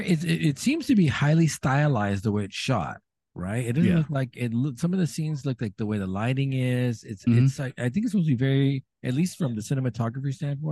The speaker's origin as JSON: {"language": "English", "region": "California", "country": "United States", "moved": "yes", "lives_now": "Washington D.C., United States", "said": "I'm from California, I don't have a rain jacket."}